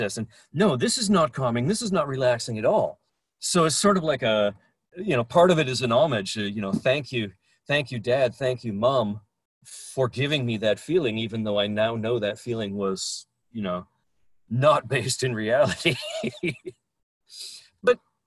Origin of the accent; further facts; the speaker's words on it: Brandon, Manitoba, Canada; Growing up in Brandon, Manitoba